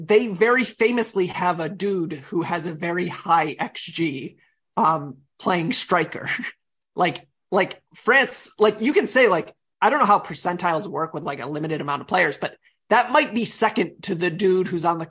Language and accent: English; United States; as an American